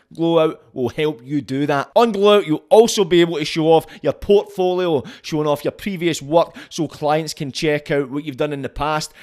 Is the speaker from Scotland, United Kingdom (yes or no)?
yes; Scotland, United Kingdom; being Scottish, like, we can compare ourselves to England, but we're different